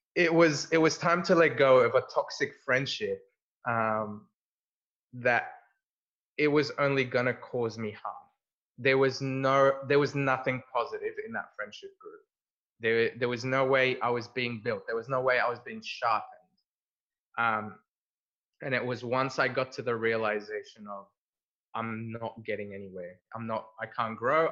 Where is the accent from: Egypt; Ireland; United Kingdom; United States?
Egypt; moved away; we grew up in Egypt.